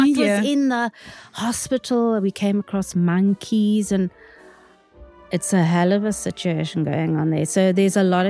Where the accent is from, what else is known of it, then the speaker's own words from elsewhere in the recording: Cape Town, Western Cape, South Africa; So I come from Pinelands. I spent my youth in Pinelands